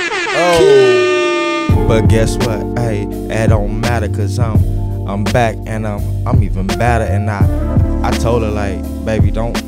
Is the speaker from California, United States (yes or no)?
yes; Los Angeles, California, United States; I'm from Watts, California, you know, born and raised in the Nixon Garden Projects.